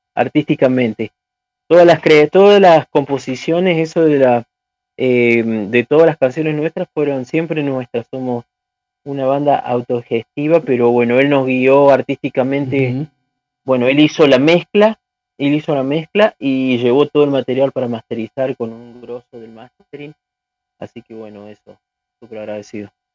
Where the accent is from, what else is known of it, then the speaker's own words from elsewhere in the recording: San Luis, Argentina; somos de Argentina, pero nosotros somos de San Luis, una provincia que está alejada de Buenos Aires